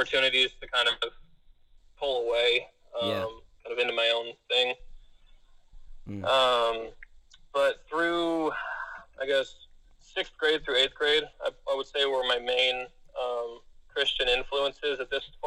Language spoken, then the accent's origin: English; Monterey County, California, United States; born or raised there; also born or lived in Placer County, California